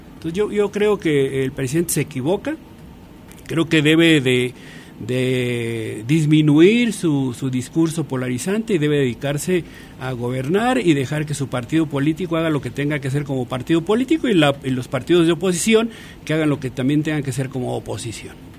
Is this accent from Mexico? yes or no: yes; Valle del Mezquital, Hidalgo, Mexico; moved away; also born or lived in Mexico City; soy egresado del Valle del Mezquital, una zona muy pobre del estado de Hidalgo